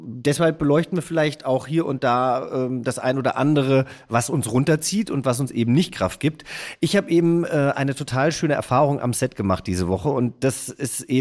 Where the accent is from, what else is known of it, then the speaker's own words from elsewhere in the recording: Hesse, Germany; denn ich bin ja Hesse